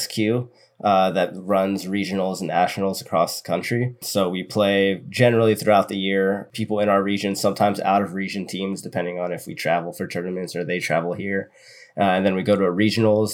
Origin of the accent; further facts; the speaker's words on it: Oceanside, California, United States; I'm originally from Oceanside, which is North San Diego County.